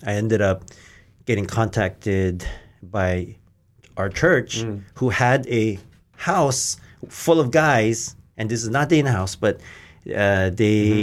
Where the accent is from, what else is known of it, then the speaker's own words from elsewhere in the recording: Hawaii, United States; moved away as an adult; I grew up in Hawaii, so I didn't go to church